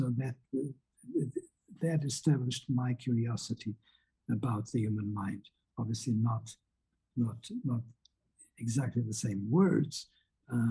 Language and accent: English; Portugal; moved away as an adult; I was born in Portugal, and what you have high school in Portugal is a very different thing